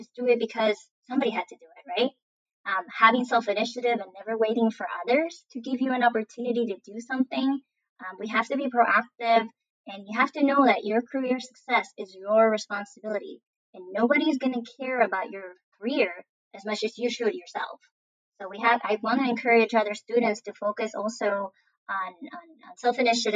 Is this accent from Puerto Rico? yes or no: yes; Puerto Rico; moved away as an adult; also born or lived in Mississippi; now in Florida, United States; I'm from Puerto Rico and I'm Latina and I'm a woman